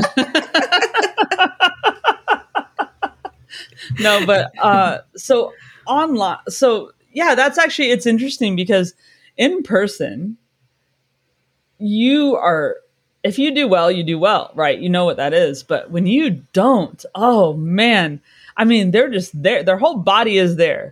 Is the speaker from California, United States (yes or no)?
yes; California, United States; now in London, United Kingdom; I'm from California